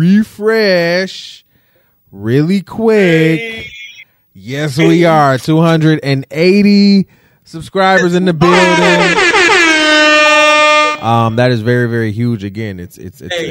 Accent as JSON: {"language": "English", "town": "Detroit", "region": "Michigan", "country": "United States", "said": "I'm from Detroit"}